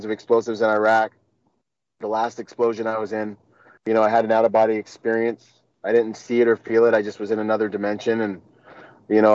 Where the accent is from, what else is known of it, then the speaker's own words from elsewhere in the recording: Washington, United States; also born or lived in Bahamas; I'd spend the summer in the Bahamas and I'd spend the winters and school years in Washington with my mom.